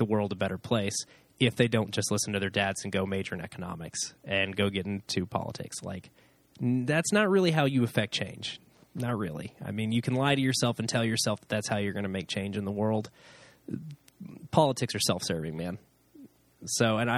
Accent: United States; as an American

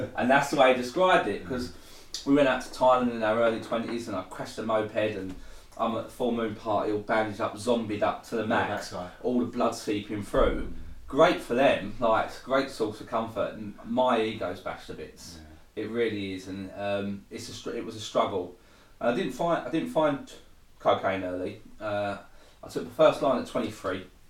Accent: Thurrock, East of England, United Kingdom; moved away as an adult; also born or lived in Hemel Hempstead / Southend; I grew up in Thurrock.

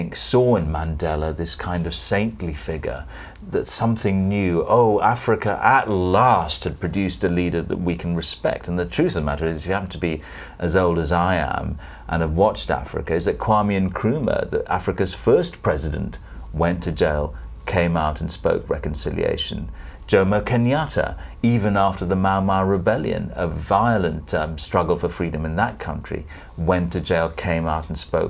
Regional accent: Sri Lanka; moved away; Sri Lanka, Ceylon as it was then

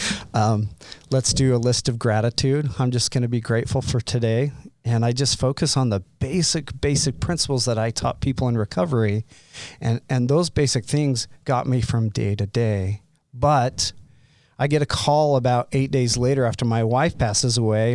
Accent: Utah, United States; I grew up in Utah County, so with a family of seven kids

